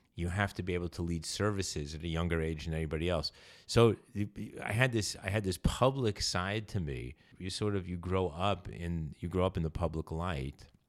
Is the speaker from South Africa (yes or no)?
no; New York City, New York, United States; also born or lived in California; I grew up in New York